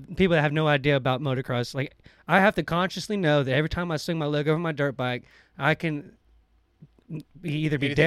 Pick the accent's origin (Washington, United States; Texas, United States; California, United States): Texas, United States; Tyler; also born or lived in San Marcos, Texas; I'm 29 years old, born and raised in Tyler, Texas